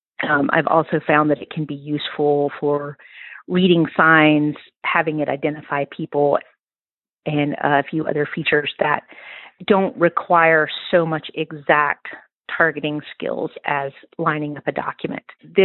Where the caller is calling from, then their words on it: Mississippi, United States; I'm calling in from Mississippi in the United States.